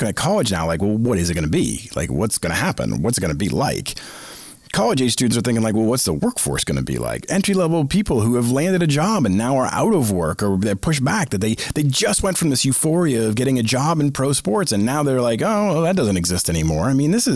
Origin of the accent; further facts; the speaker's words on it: Boston, Massachusetts, United States; I grew up in the Northeast, in Boston, in the Boston area